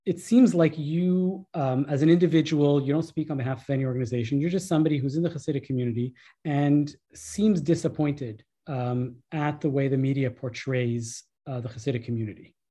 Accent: Canada; as a Canadian

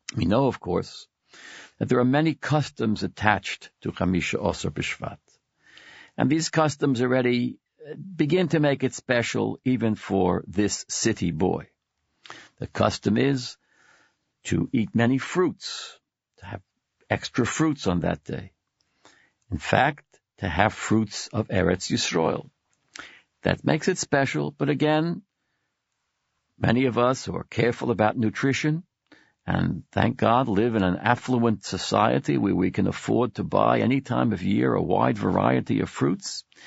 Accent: Brooklyn, New York, United States; now in Manhattan, United States; I was born and brought up in Brooklyn. I live in Manhattan now

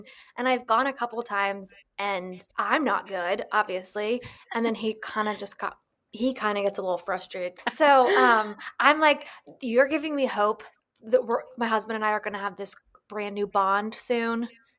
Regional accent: Raleigh, North Carolina, United States; So we are all from Raleigh

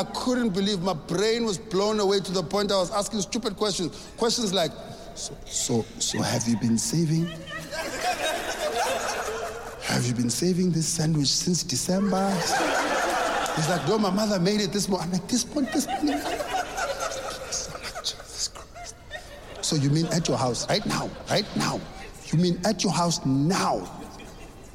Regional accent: South Africa; I grew up in South Africa

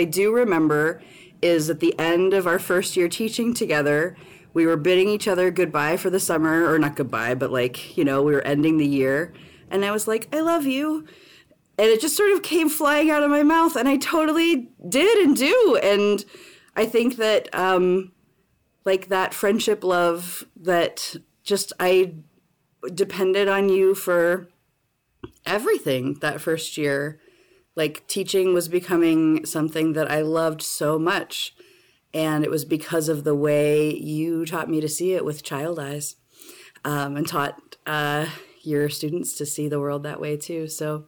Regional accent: East Coast, United States; now in Seattle, United States; I am a high school teacher at Seattle Prep in Seattle, Washington. I am a transplant from the East Coast

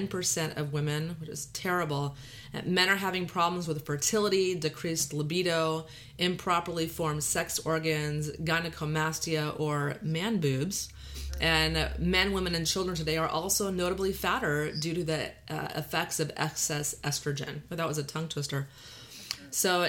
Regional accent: Texas, United States; accent: Texas drawl; valley girl; now in California, United States; we're both from Texas, so I'm grew up in Texas with this drawl

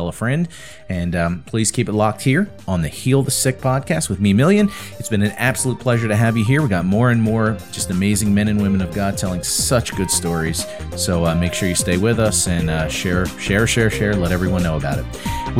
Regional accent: New Jersey, United States; which I'm from New Jersey.

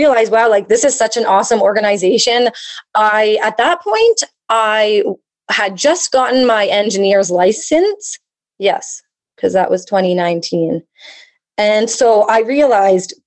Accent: Calgary, Alberta, Canada; moved away as an adult; also born or lived in Fort Smith; now in Yellowknife, Canada; I moved back home to Calgary

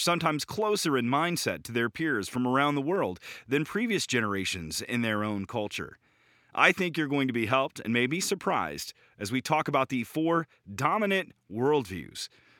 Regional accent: central Illinois, United States; I grew up in the plains of central Illinois

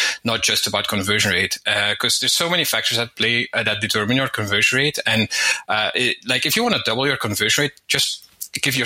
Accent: Belgium; now in Spain; I'm from Belgium originally. I live in Spain

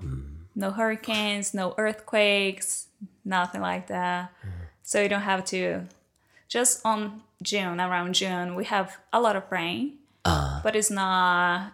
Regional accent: Recife, Pernambuco, Brazil; English is a second language; moved away as an adult; now in United States; I'm from Recife

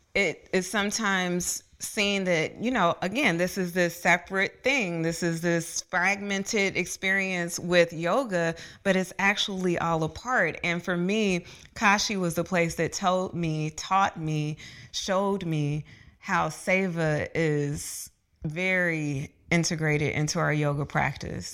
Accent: Dayton, Ohio, United States; now in Atlanta, United States; growing up in Dayton, Ohio, in elementary school in the eighties and nineties

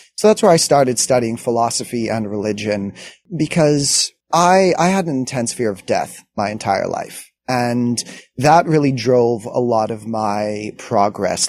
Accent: Montreal, Quebec, Canada; I grew up in Montreal

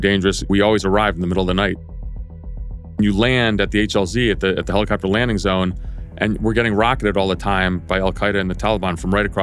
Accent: Greece; now in United States; I was born in Greece

